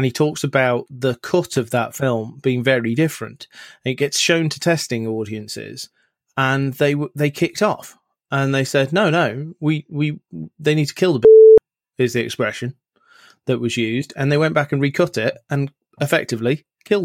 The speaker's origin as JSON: {"language": "English", "region": "England", "country": "United Kingdom", "said": "I'm English"}